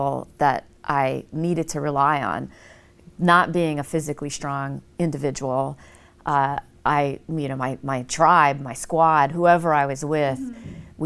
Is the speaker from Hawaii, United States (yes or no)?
yes; Pearl City, Hawaii, United States; moved away as an adult; also born or lived in New York / Houston; I lived in Hawaii, I'm born and raised in Pearl City, Hawaii.